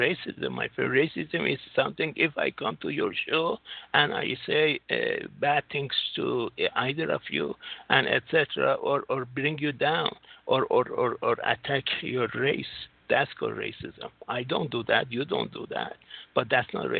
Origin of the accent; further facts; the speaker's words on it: United States; now in Singapore; I'm from United States